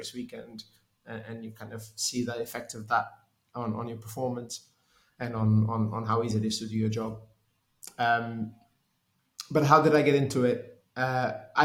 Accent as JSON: {"language": "English", "region": "Lisbon", "country": "Portugal", "tie": "born or raised there", "also_born_or_lived": "United Kingdom", "moved": "as an adult", "said": "I'm from Portugal. I grew up in Lisbon, moved to the UK to study engineering"}